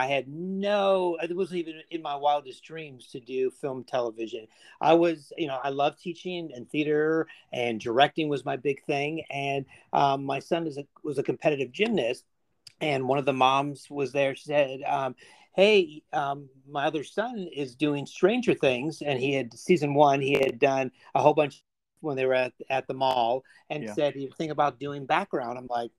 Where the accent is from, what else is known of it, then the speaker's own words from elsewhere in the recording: Chicago, Illinois, United States; moved away as an adult; also born or lived in Indiana; now in Georgia, United States; I grew up in Northern Chicago in the 80s.